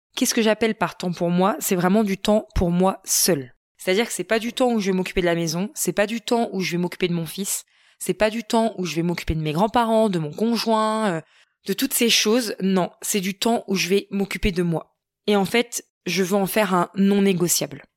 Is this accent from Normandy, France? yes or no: yes; Normandy, France; chez nous en Normandie